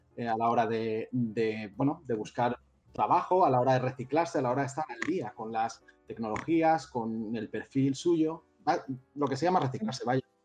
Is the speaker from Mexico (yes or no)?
no; Madrid, Community of Madrid, Spain; moved away as an adult; now in Barcelona, Spain; soy de Madrid, vine aquí hace cinco años